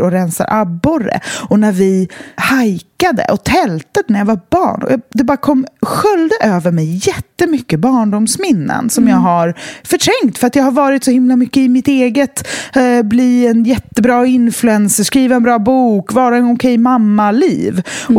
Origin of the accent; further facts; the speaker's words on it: west coast of Sweden, Sweden; moved away; Och väst, tillbaka till där jag kommer ifrån